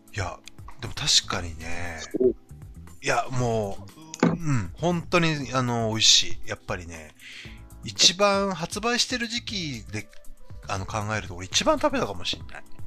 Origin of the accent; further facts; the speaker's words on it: Hokkaido, Japan; 僕、北海道出身